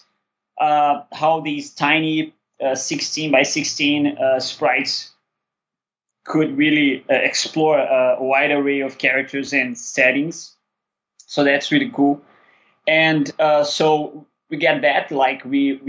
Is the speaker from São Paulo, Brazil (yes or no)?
no; Rio de Janeiro, Brazil; We're both from Rio.